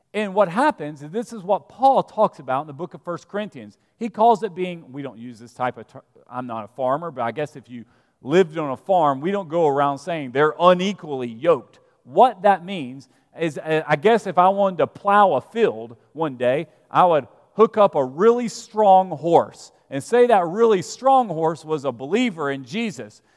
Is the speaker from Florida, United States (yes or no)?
no; Vestavia Hills, Alabama, United States; moved away; I'm from Alabama. I'm from a little town called Vestavia Hills